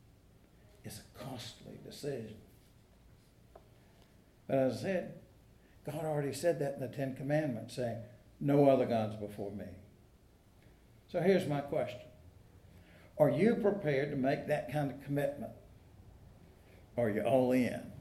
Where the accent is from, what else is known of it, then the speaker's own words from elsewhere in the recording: South Georgia, United States; now in North Carolina, United States; When I was a little boy and my family drove up from South Georgia